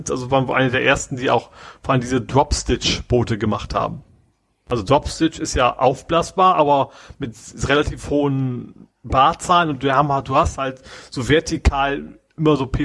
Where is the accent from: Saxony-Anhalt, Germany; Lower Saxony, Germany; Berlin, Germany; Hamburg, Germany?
Hamburg, Germany; Globetrotter, der auch durchaus äh, kennt man ja, gerade als Hamburger